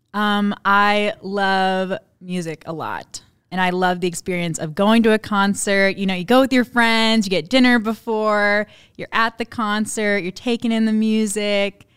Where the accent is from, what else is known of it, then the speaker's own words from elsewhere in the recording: Memphis, Tennessee, United States; moved away; I grew up in Memphis, Tennessee.